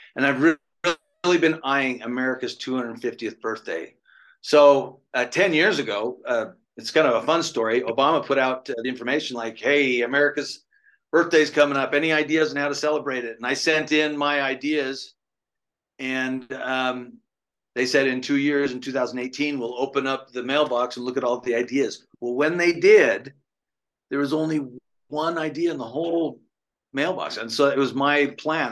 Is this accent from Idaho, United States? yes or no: yes; the West, born in Idaho, United States; moved away; also born or lived in East Coast; I grew up in I grew up in the West. I born in uh, Idaho, but I moved to the East